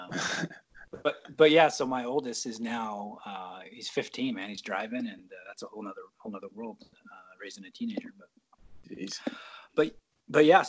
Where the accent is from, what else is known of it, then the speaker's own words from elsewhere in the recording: Dallas, Texas, United States; moved away; also born or lived in Silverton / Newberg; I was born in Texas, Dallas, Texas. So Cowboys fan